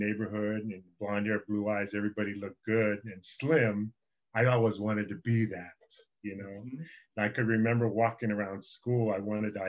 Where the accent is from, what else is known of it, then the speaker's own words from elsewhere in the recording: Redondo Beach, California, United States; I was born in Redondo Beach, California.